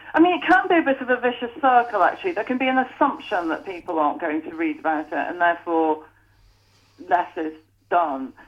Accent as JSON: {"language": "English", "area": "North Staffordshire", "region": "West Midlands", "country": "United Kingdom", "tie": "born or raised there", "said": "When I was 18, growing up in North Staffordshire"}